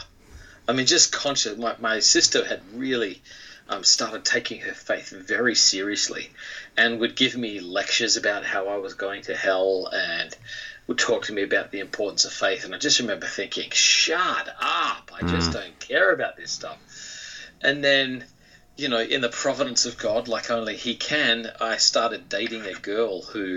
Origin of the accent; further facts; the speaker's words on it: Australia; moved away as an adult; now in United States; my childhood in Australia was a very, very typical, I think, Australian childhood.